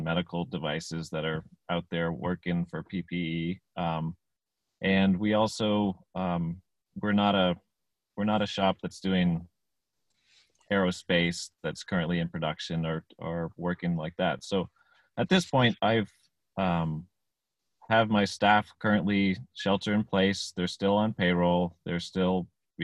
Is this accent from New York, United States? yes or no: no; Vermont, United States; growing up in Vermont